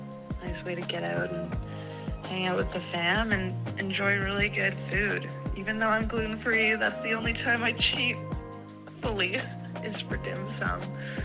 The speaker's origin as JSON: {"language": "English", "town": "Victoria", "region": "British Columbia", "country": "Canada", "moved": "yes", "said": "Now that I'm older, we try and go whenever I can make it back to Victoria."}